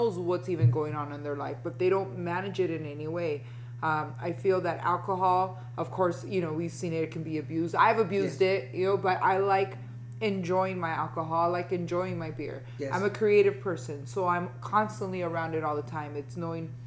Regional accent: Los Angeles, California, United States; I was born here and I grew up here. I actually was born at California Hospital on Hope, right behind Staples Center.

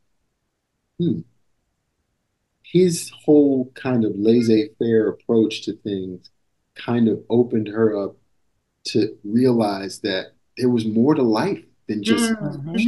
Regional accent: Maryland, United States; moved away; I grew up in Maryland

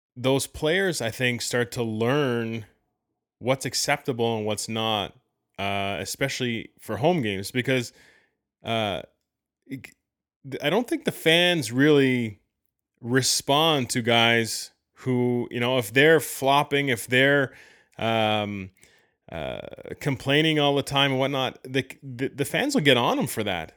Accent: Canada; being Canadian

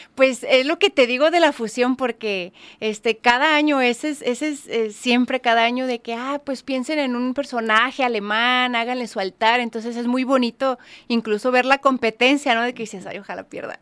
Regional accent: Mexico; como buena mexicana

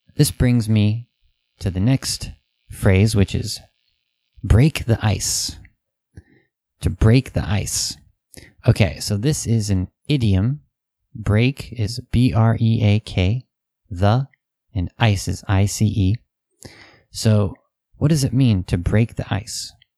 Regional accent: United States; Western people, especially American people

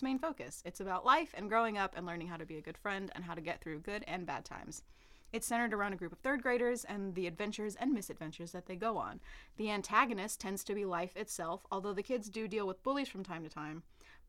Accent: Tennessee, United States; I grew up in Tennessee

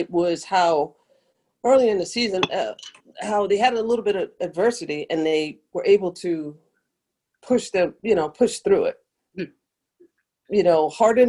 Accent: New York City, New York, United States; I grew up in Brooklyn. We were both born and raised in Brooklyn

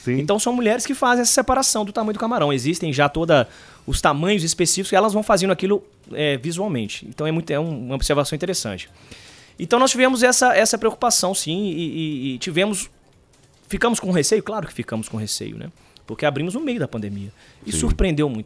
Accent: Recife, Pernambuco, Brazil; a gente é de Recife, né? Nascemos, nascemos em Recife.

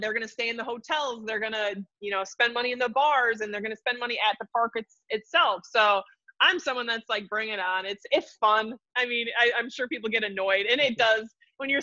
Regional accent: Milwaukee, Wisconsin, United States; growing up in Wisconsin

